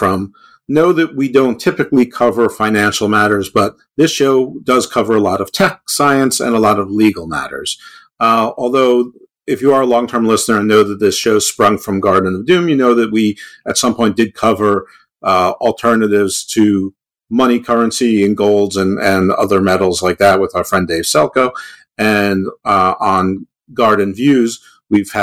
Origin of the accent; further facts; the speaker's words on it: United States; I'm American.